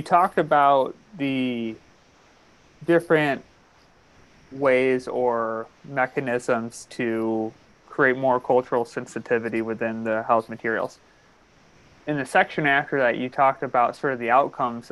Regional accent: Midwest, United States; now in New England, United States; I never truly fully understood how sort of quote unquote Midwestern I am or am until I moved to New England.

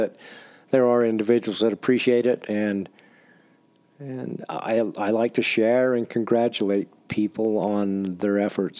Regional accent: Utah, United States; my home state of Utah is so different when it comes to hunting desert sheep, because a lot of the country I hunt, you have to throw a backpack on.

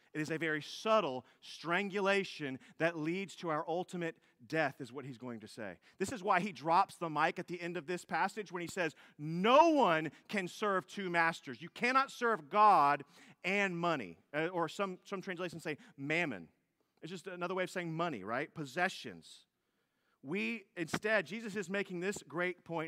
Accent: United States; also born or lived in Fort Bend County, Texas; as Americans

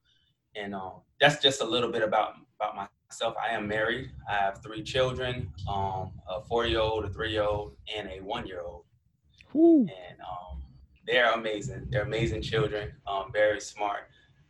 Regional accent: Chicago, Illinois, United States; now in Virginia, United States; I'm originally from Chicago. I moved to the South due to my father joining the military.

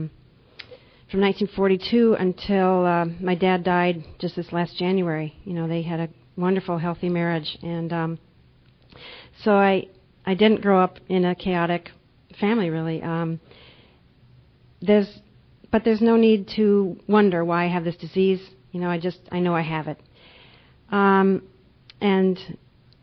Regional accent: Minnesota, United States; moved away as an adult; also born or lived in Panama / Boston, Massachusetts; now in Geneva, New York, United States; I grew up in Minnesota when I was young, and now I've been living in New York State for about 10 years

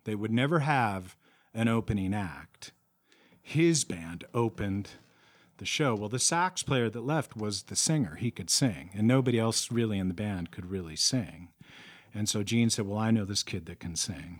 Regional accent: San Francisco, California, United States; now in Prescott, United States; I grew up in San Francisco

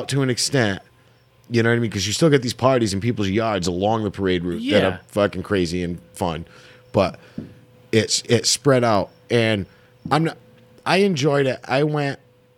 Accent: Bristol, Rhode Island, United States; moved away; I went for 27 years because I'm originally from Bristol

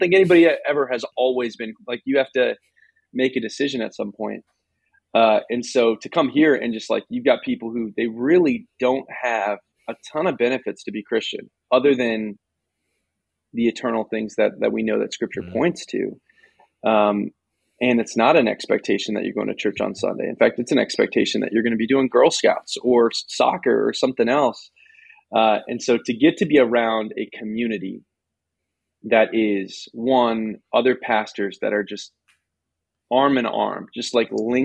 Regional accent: Southwest Florida, United States; moved away as an adult; now in West Hartford, United States; Southwest Florida, where I grew up, where my family

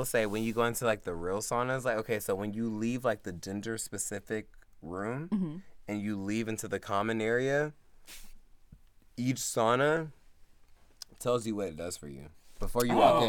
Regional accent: the South, United States; I'm from the south

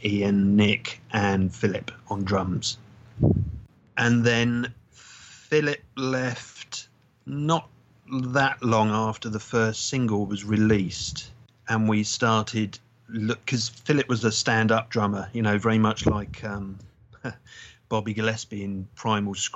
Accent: London, United Kingdom; now in Brighton, United Kingdom; I come from North London originally

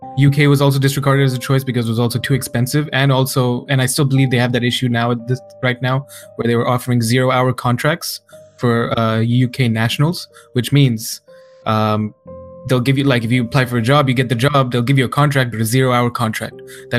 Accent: Hyderabad, Telangana, India; born there; So I was born in India, city in the south of India on the east coast called Hyderabad.

